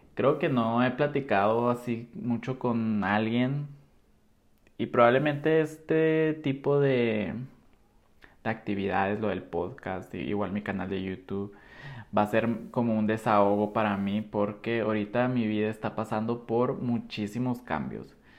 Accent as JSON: {"language": "Spanish", "town": "Nogales", "region": "Sonora", "country": "Mexico", "tie": "born or raised there", "also_born_or_lived": "Guadalajara", "moved": "as an adult", "said": "soy de Nogales, Sonora"}